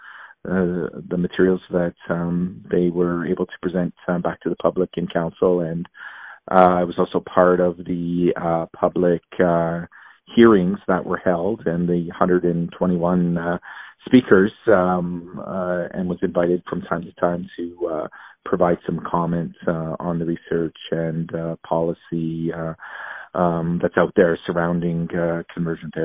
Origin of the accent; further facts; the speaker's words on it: Alberta, Canada; born and raised in Alberta